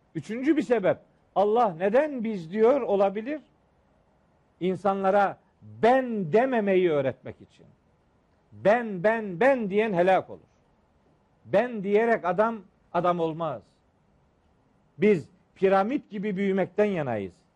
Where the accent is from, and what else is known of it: Trabzon, Turkey